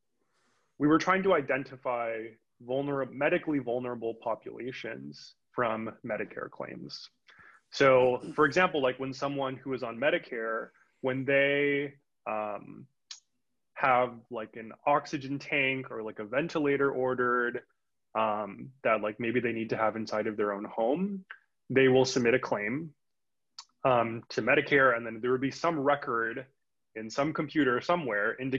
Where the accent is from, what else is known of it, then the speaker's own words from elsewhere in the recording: Union City, California, United States; moved away as an adult; also born or lived in Providence, Rhode Island; I moved back to where I grew up. I grew up in Union City